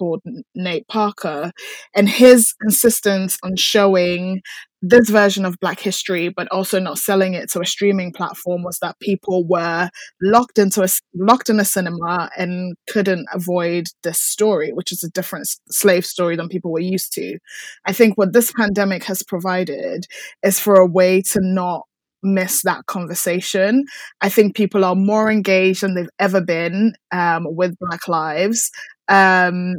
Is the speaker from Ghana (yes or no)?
yes; Ghana; now in United Kingdom; I was born in Ghana.